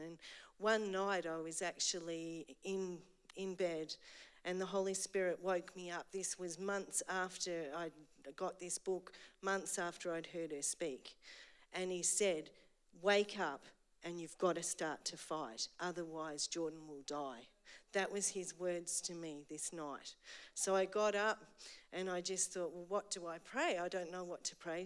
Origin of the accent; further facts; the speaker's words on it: Eltham, Victoria, Australia; I grew up in Eltham, so I'm an Eltham girl.